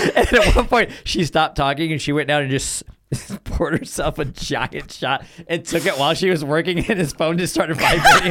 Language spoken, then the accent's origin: English; Texas, United States; now in Los Angeles, United States; I'm also from Texas